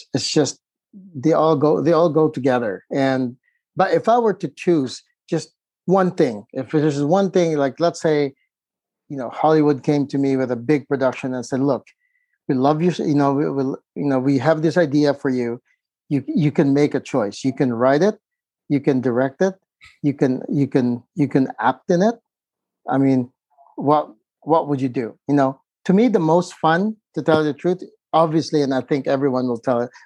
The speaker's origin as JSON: {"language": "English", "country": "Philippines", "tie": "born or raised there", "also_born_or_lived": "San Diego, California / Los Angeles", "moved": "yes", "said": "I was growing up in the Philippines"}